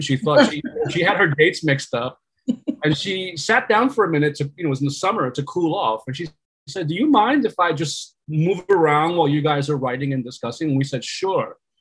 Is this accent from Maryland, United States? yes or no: no; New York, United States; I'm a New Yorker New York born Puerto Rican, but I was raised by uh, immigrants